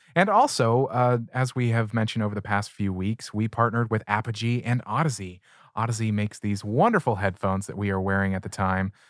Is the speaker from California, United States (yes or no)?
yes; San Diego, California, United States; in San Diego, where I grew up in East County